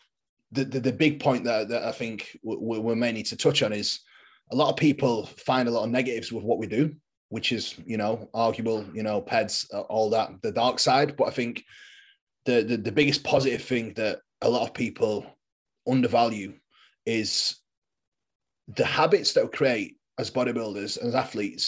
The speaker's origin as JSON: {"language": "English", "region": "England", "country": "United Kingdom", "said": "I am a bodybuilder from England."}